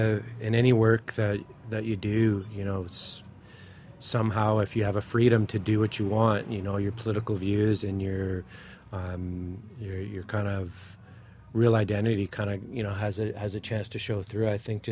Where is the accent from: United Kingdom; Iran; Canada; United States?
Canada; Chippewas of the Thames First Nation, near London, Ontario; I'm from Chippewa, the Thames First Nation by London, Ontario.